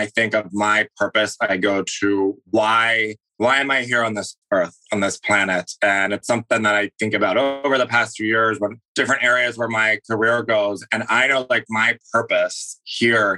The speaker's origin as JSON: {"language": "English", "town": "Philadelphia", "region": "Pennsylvania", "country": "United States", "tie": "born or raised there", "said": "I grew up in Philadelphia"}